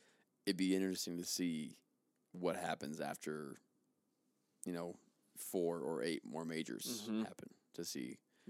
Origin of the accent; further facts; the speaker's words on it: Utah, United States; Because I'm from Utah.